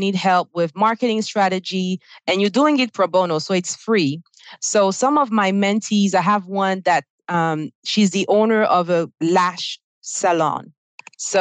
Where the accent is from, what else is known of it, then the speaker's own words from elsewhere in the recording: Côte d’Ivoire; English is a second language; now in United States; you probably hear my accent. I'm originally from Ivory Coast on the West African coast, and I speak French.